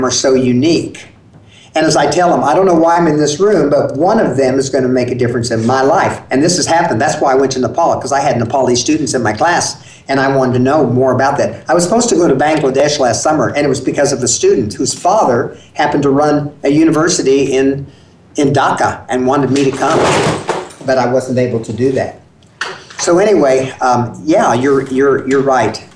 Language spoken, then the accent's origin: English; Garden City, United States; born or raised there; first language English; also born or lived in Mexican border